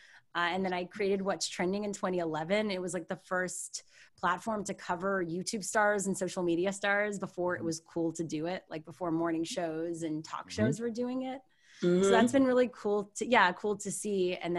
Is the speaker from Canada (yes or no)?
yes; Canada; moved away as an adult; now in Los Angeles, United States; But I'm Canadian, I'm a proud Canadian, more now than I ever have before.